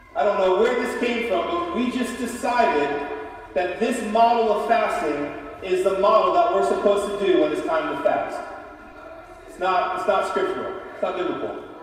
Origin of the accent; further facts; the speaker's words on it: Appalachia, United States; Appalachia. We're Appalachian